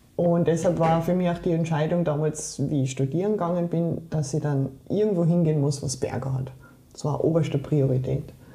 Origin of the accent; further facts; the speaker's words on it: Saarland, Germany; moved away; Ich bin im Saarland aufgewachsen, bin im Saarland geboren